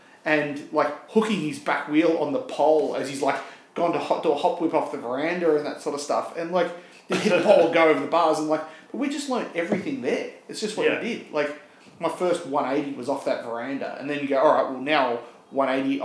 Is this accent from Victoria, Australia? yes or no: yes; Cranbourne, Victoria, Australia; I'm from Cranbourne. And Cranbourne is southeastern suburbs version of Point Cook.